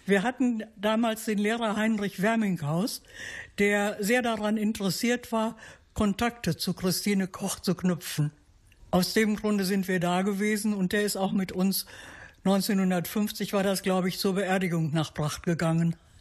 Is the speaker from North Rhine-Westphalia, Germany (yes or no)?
yes; Halberbracht, North Rhine-Westphalia, Germany; now in Attendorn, Germany; Ich bin gebürtig aus Halberbracht.